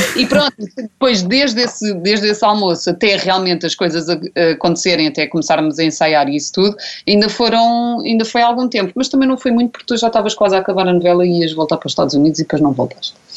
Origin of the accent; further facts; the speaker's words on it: Azeitão, Setúbal, Portugal; cresci em Azeitão, vivi toda a minha vida em Azeitão